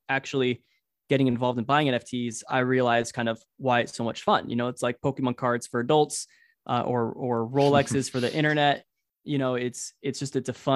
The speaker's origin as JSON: {"language": "English", "area": "Orange County", "region": "California", "country": "United States", "said": "I'm from Orange County"}